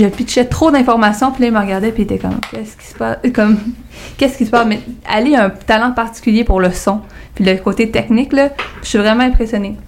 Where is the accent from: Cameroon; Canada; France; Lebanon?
Canada; Montreal, Quebec; je viens de Verdun